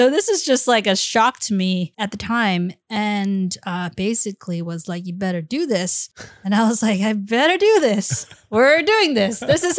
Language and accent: English; Taiwan; accent: Taiwan accent; also born or lived in Beijing; In my Taiwan accent. Oh, 不好意思.